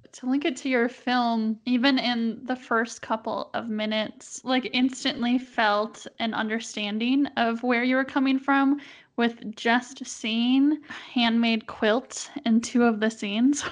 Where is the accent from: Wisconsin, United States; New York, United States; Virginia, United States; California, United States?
Wisconsin, United States; Milwaukee; moved away as an adult; now in Utah, United States; I grew up in Milwaukee